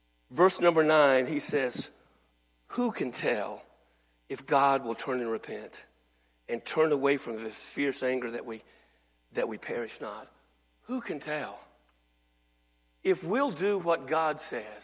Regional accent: North Texas, United States; I was raised in North Texas

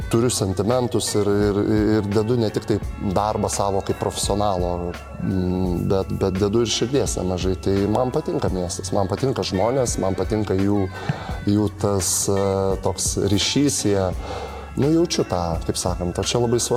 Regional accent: Zarasai, Utena County, Lithuania; moved away; also born or lived in Panevėžys / Šiauliai; aš iš tikrųjų e, aukštaitis esu, nes gimęs iš viso

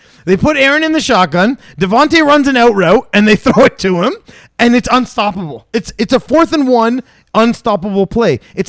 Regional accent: Ontario, Canada; I'm from Ontario.

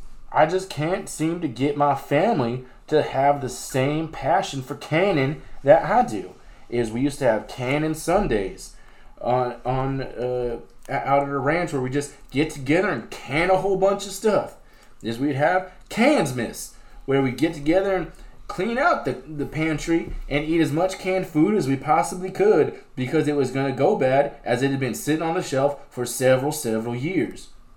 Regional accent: Kansas, United States; from Kansas.

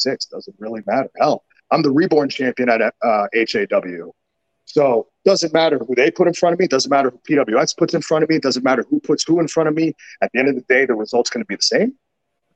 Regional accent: New York City, New York, United States; I'm from New York City. I'm from Brooklyn

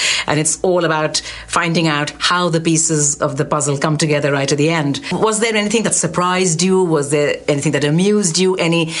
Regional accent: India; being an Indian

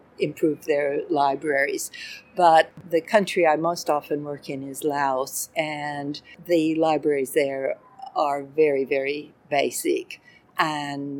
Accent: Washington, United States; moved away as an adult; also born or lived in Minnesota / San Francisco / Adelaide / Perth; now in Melbourne, Australia; I was born in Minnesota, but grew up in the state of Washington

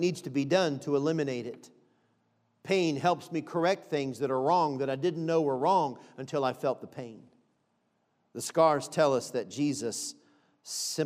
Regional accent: Florida, United States; moved away; also born or lived in Baltimore, Maryland; I'm from Florida originally. I was born in Baltimore, Maryland, but I spent a lot of years, my high school years, and my mom and dad had residence in Florida for a number of years

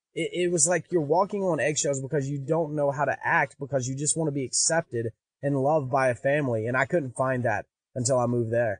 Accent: Pine Bluff, Arkansas, United States; I'm a kid from Pine Bluff, Arkansas in a trailer park

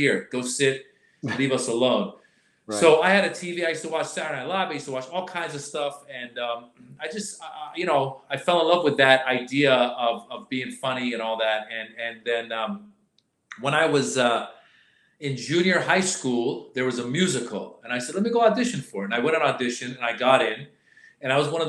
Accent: Northern California, United States; also born or lived in Iran; I came from Iran at the age of 6 to America. Okay. Grew up in Northern California

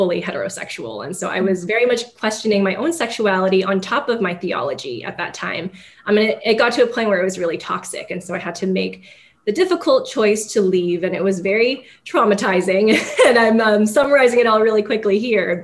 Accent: San Gabriel Valley, Los Angeles area, California, United States; moved away as an adult; originally I'm from Los Angeles area, from San Gabriel Valley, which people who are familiar with that area know that it is an ethnic enclave with predominantly Asian and a handful of Latinx immigrants. You can get away with living in San Gabriel Valley and probably never learning English, which is one of the greatest things about it. And so I grew up around a lot of people who looked like me

